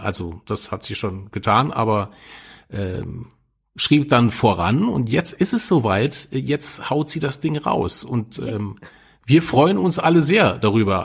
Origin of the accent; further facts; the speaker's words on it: Saarland, Germany; als Saarländer und in Nähe zu Frankreich